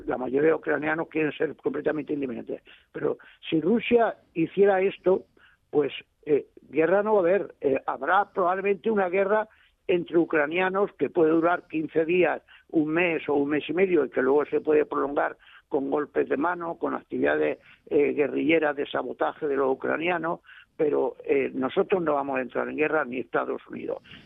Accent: Almería, Andalusia, Spain; yo soy andaluz por los cuatro costados y estoy contentísimo de ser andaluz por los cuatro costados

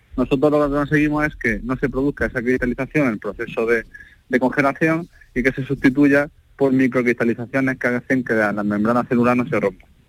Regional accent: Almería, Andalusia, Spain; como andaluz, como almeriense, como español

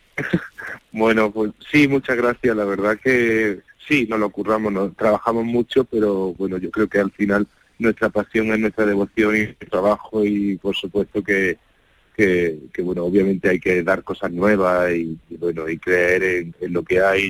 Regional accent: Ventas del Carrizal, Andalusia, Spain; yo soy de Ventas del Carrizal, un pueblo muy, muy, muy pequeño de, de la tierra del sur de Jaén

